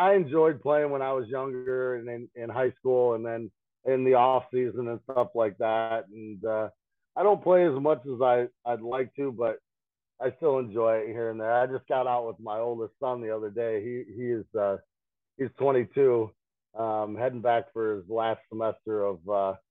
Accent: Morris, Illinois, United States; born or raised there

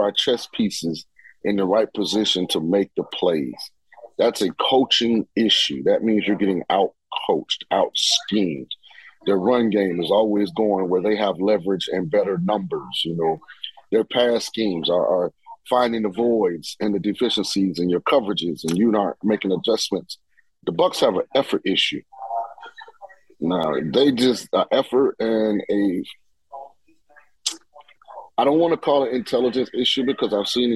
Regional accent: St. Petersburg, Florida, United States; I'm from St. Petersburg, Florida

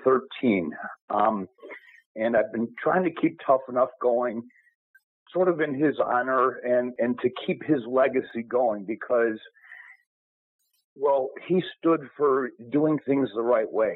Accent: Arlington Heights, Illinois, United States; also born or lived in Long Grove, Illinois / Chicago; I grew up in Arlington Heights, and then my family moved to Long Grove.

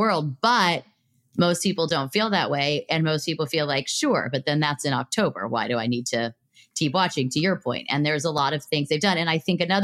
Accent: Los Angeles, California, United States; I'm from Los Angeles

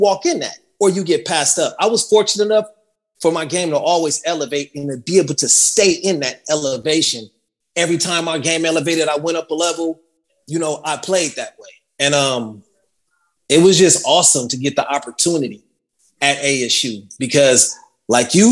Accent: Carson, California, United States; moved away as an adult; growing up in Carson, which is a really multicultural city

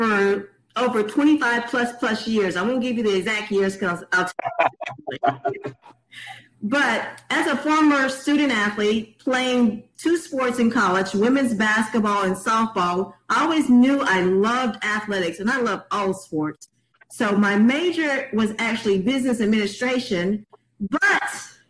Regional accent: Mississippi, United States; I returned in 2018 back to my home state of Mississippi

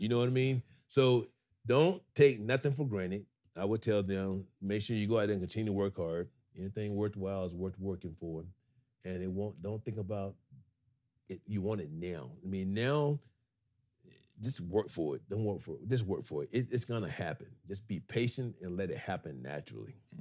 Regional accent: Griffin, Georgia, United States; I'm only forty miles, um, from Atlanta to Griffin, Georgia. My hometown is forty miles south

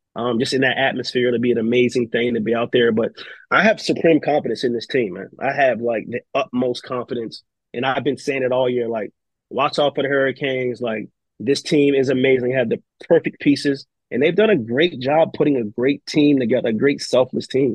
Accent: Maryland, United States; I'm from Maryland.

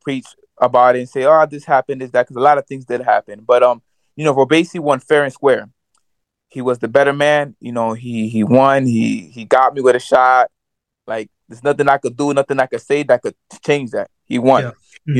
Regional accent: New York, United States; I'm from New York.

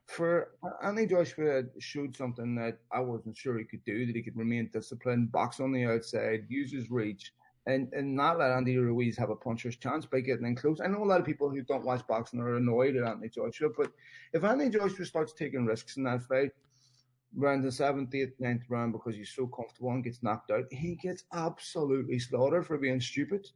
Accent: Belfast, Northern Ireland, United Kingdom; I was born in Belfast in the 70s, grew up there in the 80s

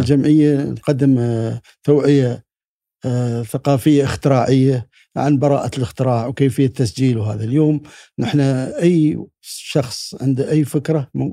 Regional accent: United Arab Emirates; ابن الامارات

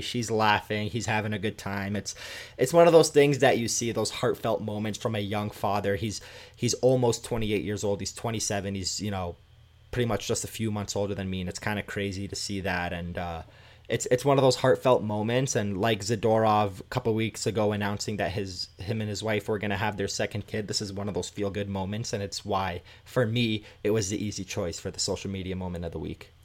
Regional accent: Canada; Growing up in Canada

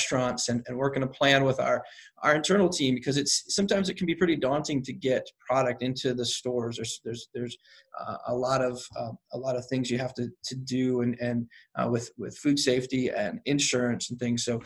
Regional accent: South Carolina, United States; now in St. Louis, United States; I grew up in South Carolina where that's a big deal

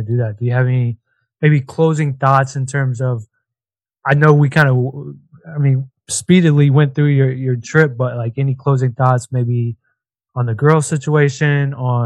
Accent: Nashville, Tennessee, United States; coming from where I came, living and growing up in Nashville, it's a lot different

